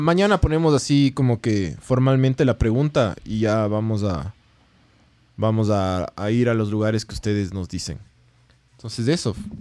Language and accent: Spanish; Quito, Pichincha, Ecuador; somos, somos de Quito